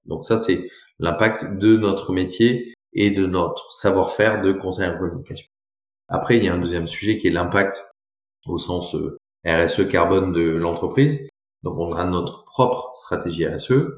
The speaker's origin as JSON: {"language": "French", "town": "Brive-la-Gaillarde", "region": "Nouvelle-Aquitaine", "country": "France", "tie": "born or raised there", "also_born_or_lived": "Bordeaux / Toulouse / Chile", "said": "je suis né à Brive-la-Gaillarde"}